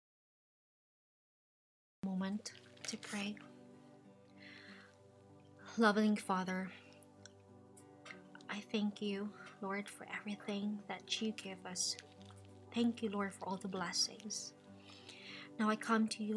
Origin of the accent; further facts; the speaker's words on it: Cebu, Central Visayas, Philippines; moved away as an adult; Yes, I grew up there in the Philippines. I'm from Cebu